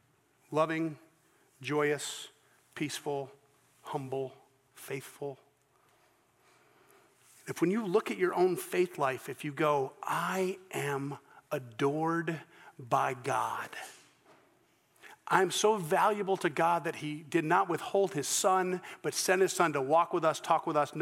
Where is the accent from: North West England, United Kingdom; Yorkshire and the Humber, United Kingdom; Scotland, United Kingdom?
Scotland, United Kingdom; I'm Scottish